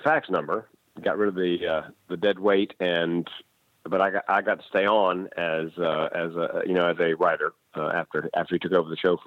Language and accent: English; Raleigh, North Carolina, United States; the classic rock station in Raleigh, North Carolina, my hometown